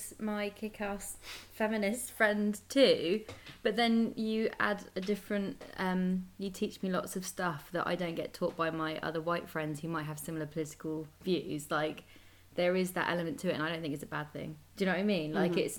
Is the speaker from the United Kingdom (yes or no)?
yes; United Kingdom; I don't feel even proud of being British, which I don't think is quite bad.